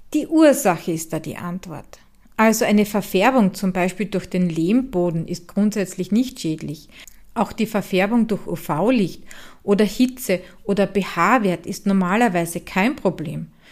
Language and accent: German; Styria, Austria; aus meiner Heimat in der grünen Steiermark